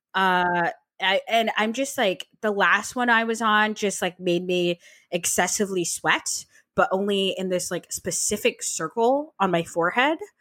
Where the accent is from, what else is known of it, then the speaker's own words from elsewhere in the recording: Vermont, United States; I'm from Vermont